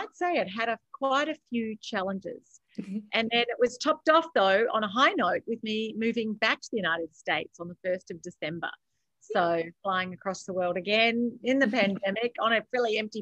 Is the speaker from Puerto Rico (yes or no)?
no; Australia; accent: Aussie; moved away; I am an Aussie by birth. I have lived around the world